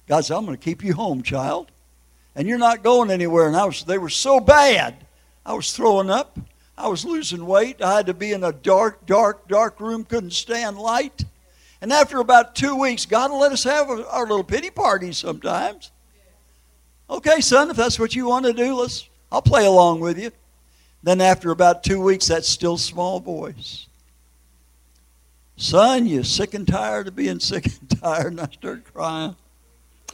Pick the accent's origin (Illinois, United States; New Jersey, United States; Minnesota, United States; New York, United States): Minnesota, United States; Minneapolis; moved away; I grew up in the Hennepin County Jail in Minneapolis, Minnesota